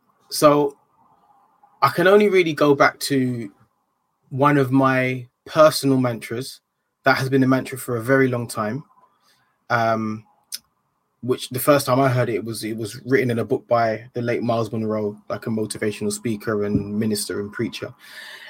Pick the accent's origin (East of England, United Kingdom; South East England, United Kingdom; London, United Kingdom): London, United Kingdom; also born or lived in Ilford; when I grew up in Hackney